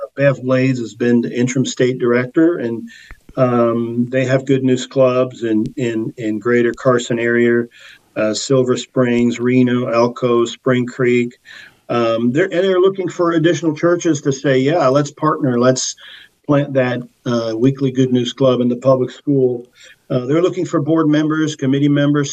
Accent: Portugal; moved away; I was born in Portugal

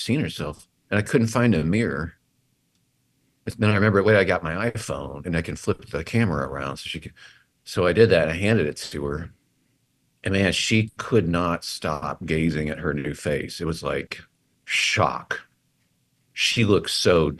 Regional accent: Assumption, Illinois, United States; I'm from Assumption, Illinois

